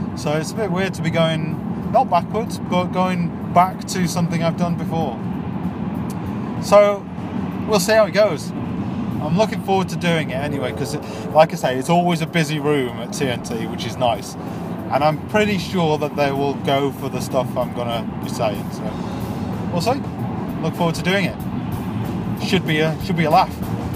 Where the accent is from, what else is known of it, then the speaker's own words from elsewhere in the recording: Yorkshire and the Humber, United Kingdom; I'm from Yorkshire and we're quite slow